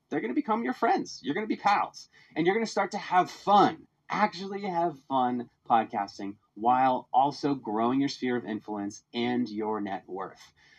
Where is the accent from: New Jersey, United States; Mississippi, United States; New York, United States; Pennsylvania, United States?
Pennsylvania, United States; Philadelphia; Believe it or not, I was super passionate about my hometown of Philadelphia.